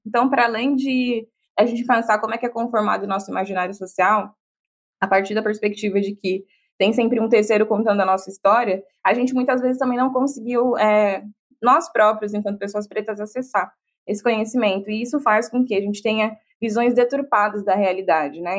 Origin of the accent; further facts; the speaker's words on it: Bahia, Brazil; sou baiana